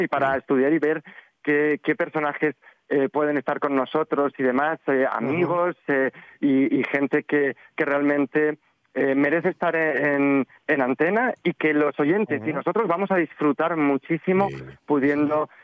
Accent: Spain; cómo somos los españoles

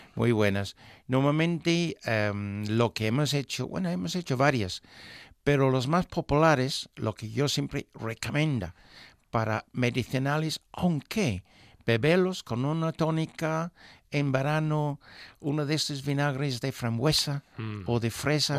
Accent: England, United Kingdom; moved away; nuestro pueblo tenía en esos momentos, para darte una idea, una población de unas 5.000 personas

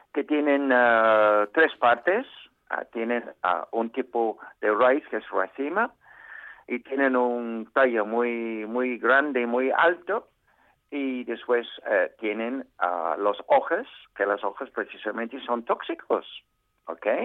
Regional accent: United Kingdom; Spanish is a second language; now in Spain; así somos los británicos

